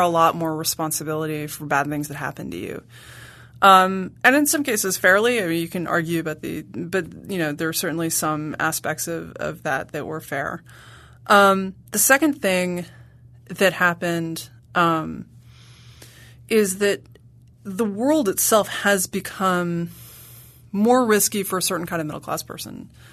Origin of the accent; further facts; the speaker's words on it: New York City, New York, United States; I grew up in Manhattan